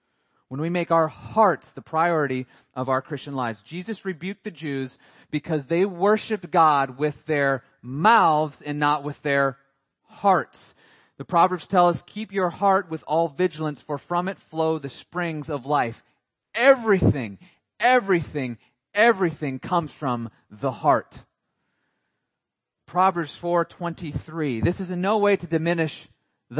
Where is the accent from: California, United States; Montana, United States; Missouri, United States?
Montana, United States; moved away; I grew up in Montana